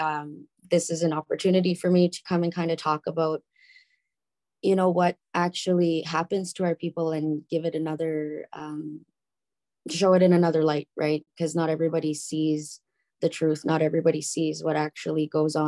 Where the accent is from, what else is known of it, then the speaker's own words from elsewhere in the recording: Bonnyville, Alberta, Canada; also born or lived in Prince Edward Island; now in Calgary, Canada; I was born and raised in Bonnyville